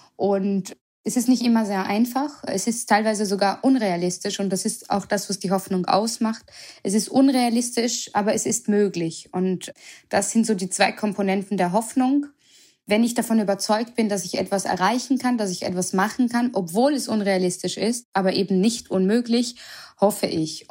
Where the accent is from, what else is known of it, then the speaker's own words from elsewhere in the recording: Vienna, Austria; moved away as an adult; also born or lived in Germany / Berlin; now in Mainz, Germany; weil ich auch gebürtige Wienerin bin